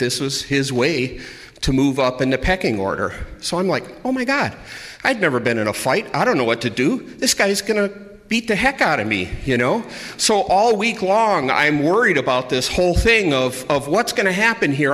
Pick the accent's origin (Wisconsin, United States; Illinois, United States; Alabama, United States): Wisconsin, United States; Milwaukee; I grew up in Milwaukee, and I went to Catholic grade school and high school